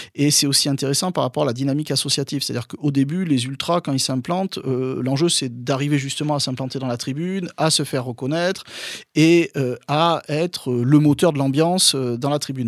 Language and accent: French; Bordeaux, Nouvelle-Aquitaine, France; also born or lived in Lyon, France; je suis originaire de Bordeaux